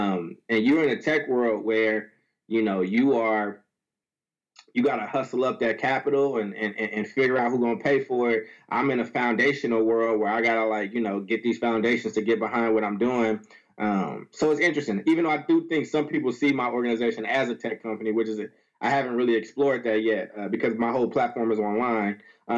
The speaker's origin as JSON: {"language": "English", "town": "Chicago", "region": "Illinois", "country": "United States", "tie": "born or raised there", "also_born_or_lived": "Paducah, United States", "said": "So I was born in Chicago, 83, and I moved back and forth between Chicago and a small town called Paducah, which is in Kentucky."}